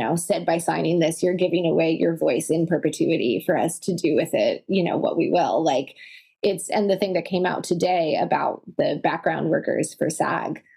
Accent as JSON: {"language": "English", "country": "Italy", "tie": "born or raised there", "moved": "yes", "lives_now": "United States", "said": "I grew up in Italy, half here and half in the States."}